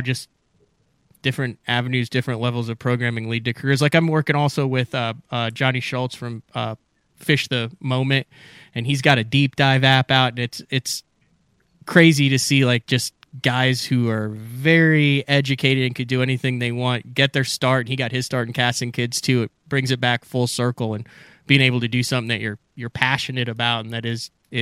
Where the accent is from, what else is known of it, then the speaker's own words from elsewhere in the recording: Illinois, United States; I grew up in Illinois